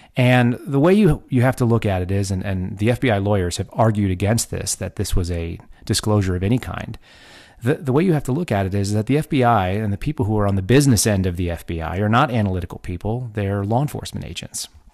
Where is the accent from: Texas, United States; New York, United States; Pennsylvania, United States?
Texas, United States; moved away; also born or lived in Oklahoma / California / Washington, D.C.; I grew up in Texas.